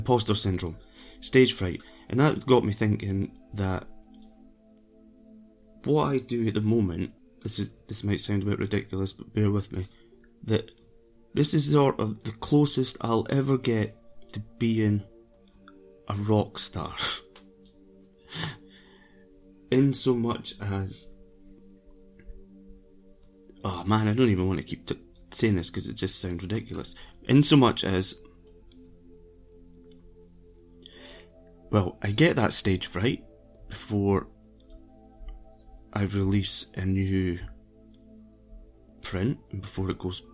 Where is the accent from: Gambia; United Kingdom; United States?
United Kingdom; Brechin, Scotland; also born or lived in Edinburgh / Dunkeld, Perthshire; now in London, United Kingdom; my hometown, Brechin